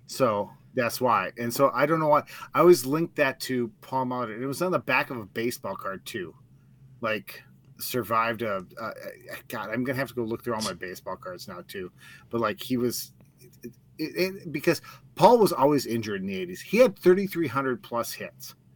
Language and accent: English; United States; moved away; also born or lived in Turtle Lake; I'm from Duluth, uh, or Turtle Lake originally, but Duluth Superior.